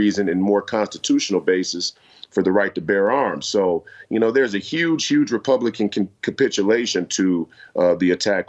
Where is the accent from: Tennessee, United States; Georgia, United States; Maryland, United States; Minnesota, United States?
Minnesota, United States; Minneapolis; I'm from the Twin Cities, and we have one of the biggest LGBTQ citizen, communities in the entire country. I think statistically it's like San Francisco and then Minneapolis. And so I grew up around plenty of people who are LGBTQ.